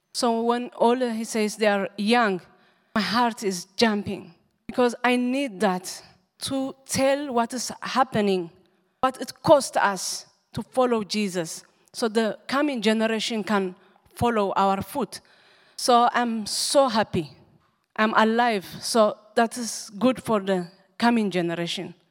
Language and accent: English; Asmara, Maekel, Eritrea; English is a second language; moved away; I grew up in um, Asmara, capital city.